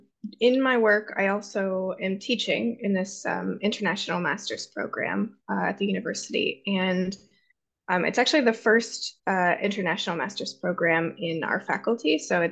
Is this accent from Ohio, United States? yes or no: yes; Ohio, United States; now in Helsinki, Finland; I'm originally from Ohio, actually, and then I have had my higher education in the US and also in London, and I've worked in England as well, and in Finland.